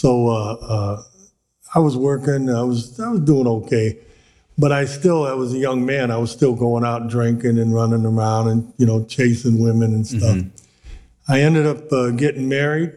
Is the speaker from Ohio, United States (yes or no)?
yes; Cleveland, Ohio, United States; I grew up in Cleveland, Ohio